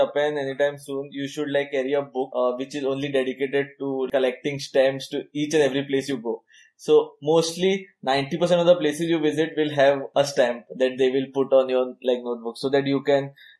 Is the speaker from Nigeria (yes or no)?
no; Goa, India; I am from Goa